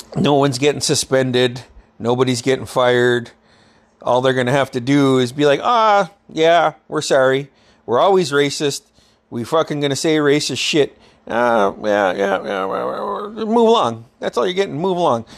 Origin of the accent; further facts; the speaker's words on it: Metlakatla, Alaska, United States; When I was a kid, growing up in Metlakahtla